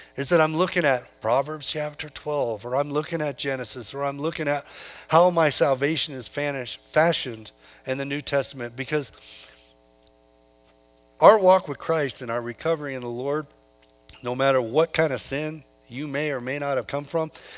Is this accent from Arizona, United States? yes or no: no; California, United States; moved away; I come from California. Grew up on a farm there